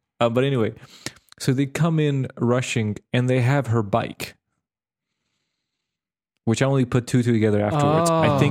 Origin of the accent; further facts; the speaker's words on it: Serbia; because I grew up in Serbia and I visited Slovakia, the northern part of Serbia, which for a long time were Austrian, Hungarian places